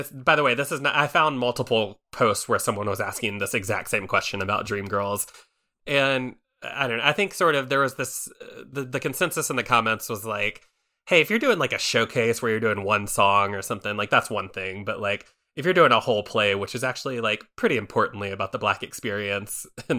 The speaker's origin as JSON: {"language": "English", "country": "Philippines", "said": "But when I got home, I saw a lot of the cast were mainly Black people, and we're Filipino."}